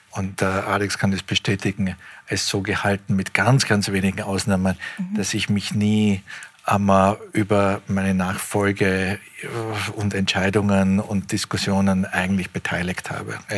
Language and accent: German; Austria; Das ist mein Heimatland.